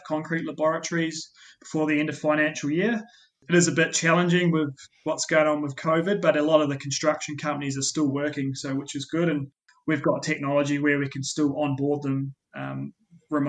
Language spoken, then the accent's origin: English; New Zealand; now in Australia; you may have picked up my accent, and I was born in New Zealand